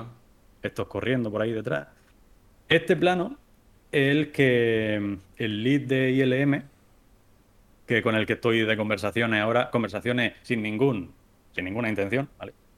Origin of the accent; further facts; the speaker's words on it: Spain; tres somos españoles